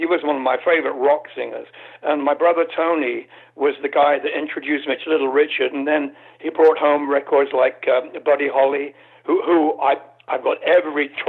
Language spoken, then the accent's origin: English; United Kingdom; I'm British